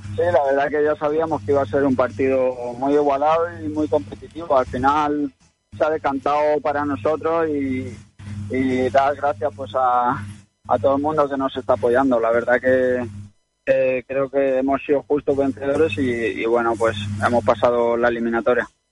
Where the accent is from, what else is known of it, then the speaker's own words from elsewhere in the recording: Albacete province, Castilla-La Mancha, Spain; soy el único jugador que juega en primera división de, la provincia y creo que de Castilla-La Mancha